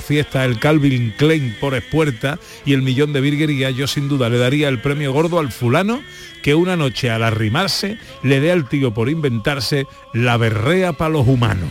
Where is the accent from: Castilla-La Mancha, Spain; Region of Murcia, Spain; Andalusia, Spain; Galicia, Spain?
Andalusia, Spain; Mi tierra ¿eh? es Andalucía